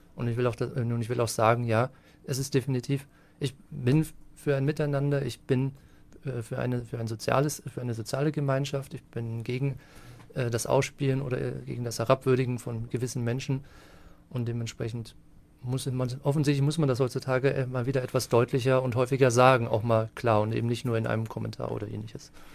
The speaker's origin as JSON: {"language": "German", "town": "Wiesentheid", "region": "Bavaria", "country": "Germany", "tie": "born or raised there", "also_born_or_lived": "Würzburg / Erlangen / Munich", "moved": "as an adult", "lives_now": "Fürth, Germany", "said": "eigentlich gebürtiger Unterfranke. Also in Würzburg geboren und in Wiesentheit aufgewachsen, in der schönen Mainschleife"}